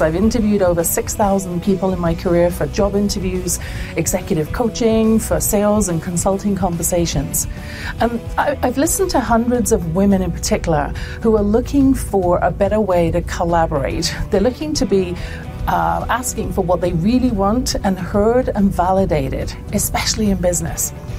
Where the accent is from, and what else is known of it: England, United Kingdom; born or raised there